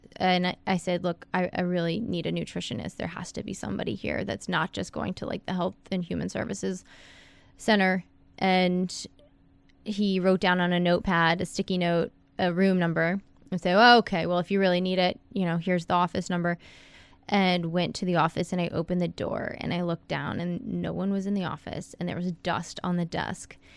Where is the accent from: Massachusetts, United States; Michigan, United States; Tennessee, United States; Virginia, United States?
Virginia, United States; Fairfax; moved away as an adult; also born or lived in Wilmington, North Carolina; now in Miami Beach, United States; I'm from Northern Virginia, Fairfax, right outside of D C. I live in Miami Beach